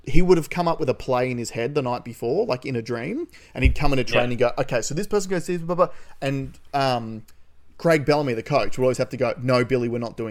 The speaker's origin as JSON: {"language": "English", "region": "Queensland", "country": "Australia", "said": "As a Queenslander"}